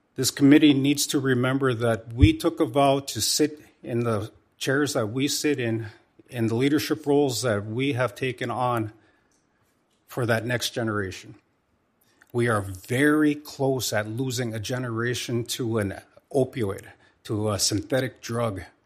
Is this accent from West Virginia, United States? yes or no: no; North Dakota, United States; my home state of North Dakota